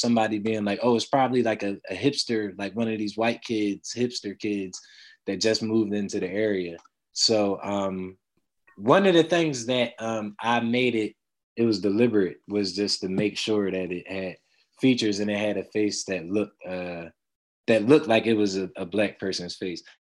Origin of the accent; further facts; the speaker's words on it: Philadelphia, Pennsylvania, United States; growing up in Germantown, I remember a lot of Black-owned businesses.